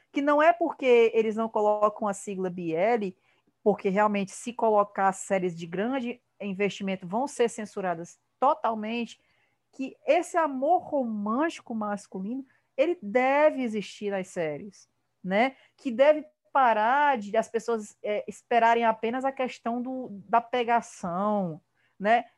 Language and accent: Portuguese; Ceará, Brazil; Eu sou, eu sou cearense, eu falo de um jeito meio esquisito